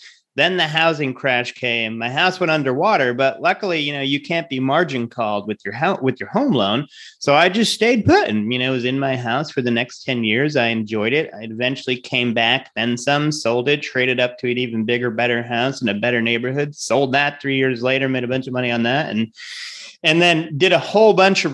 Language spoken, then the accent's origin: English; Rhode Island, United States; I'm from Rhode Island